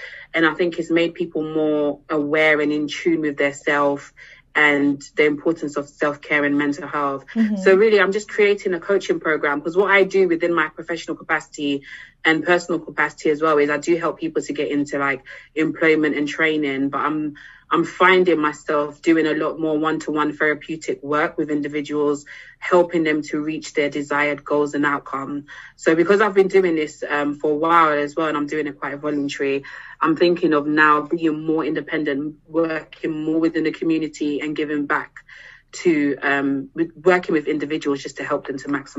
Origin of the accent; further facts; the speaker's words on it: DR Congo; now in London, United Kingdom; So I'm originally from the Democratic Republic of Congo, so which is DRC Congo in Central Africa. But I live in London, probably hence why the accent as well.